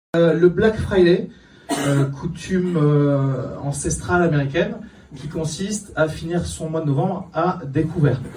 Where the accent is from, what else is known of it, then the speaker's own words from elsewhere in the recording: Kabylie, Algeria; je suis d'origine pauvre, puisque je suis né en Algérie